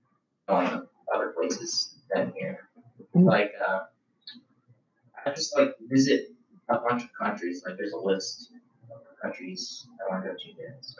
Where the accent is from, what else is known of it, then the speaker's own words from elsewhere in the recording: Oregon, United States; born there; I was born in Oregon. So I want to see all 11 lighthouses there and then all seven.